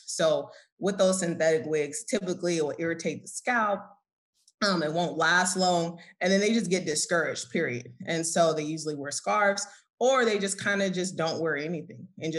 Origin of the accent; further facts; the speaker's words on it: Oakland, California, United States; moved away as an adult; now in Atlanta, United States; I'm originally from Oakland, California, and I recently now resigned in Atlanta. I just moved out here a year ago